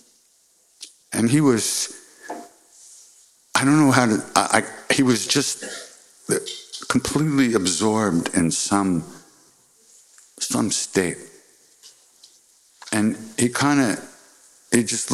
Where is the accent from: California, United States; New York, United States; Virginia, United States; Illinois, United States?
New York, United States; New York City; also born or lived in Long Island; I was born in Manhattan